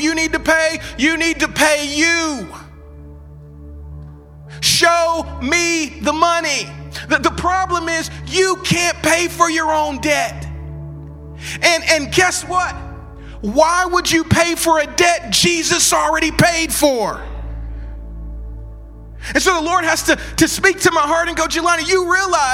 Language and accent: English; the Bible Belt, United States; I grew up in the Bible Belt